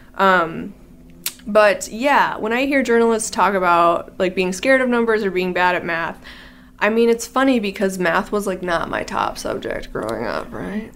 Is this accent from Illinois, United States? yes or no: yes; Illinois, United States; I'm from Illinois